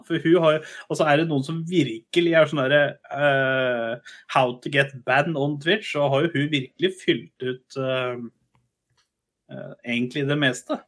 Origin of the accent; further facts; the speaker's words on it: Kongsberg, Buskerud, Norway; i min hjemby Kongsberg